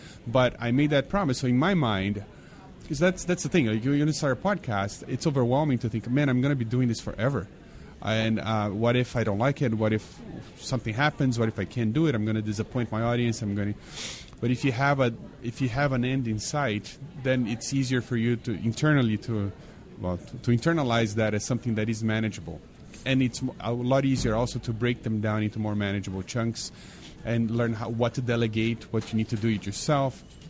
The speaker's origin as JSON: {"language": "English", "country": "Brazil", "tie": "born or raised there", "said": "Remember when I was growing up in Brazil, Everybody drove a VW Bug. That's all we had there."}